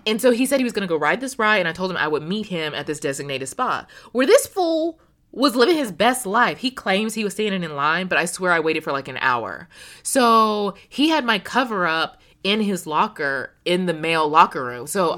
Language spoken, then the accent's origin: English; United States; as an American woman